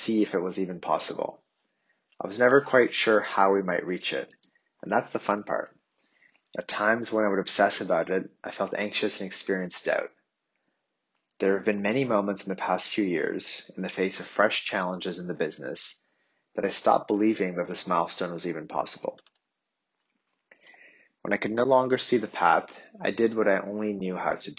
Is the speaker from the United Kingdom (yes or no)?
no; Ottawa, Ontario, Canada; the childhood home where I grew up in Ottawa